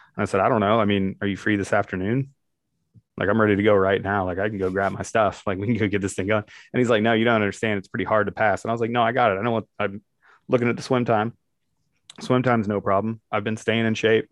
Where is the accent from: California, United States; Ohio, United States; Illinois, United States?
Ohio, United States; Barberton; The town I grew up in is actually called Barberton, Ohio